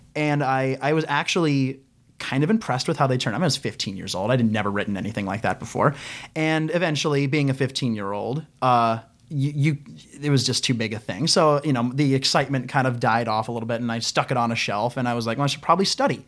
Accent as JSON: {"language": "English", "region": "Ohio", "country": "United States", "said": "I'm a kid from Ohio."}